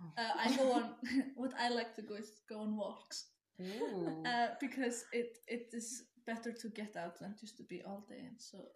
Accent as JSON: {"language": "English", "country": "Iceland", "said": "I'm also from Iceland."}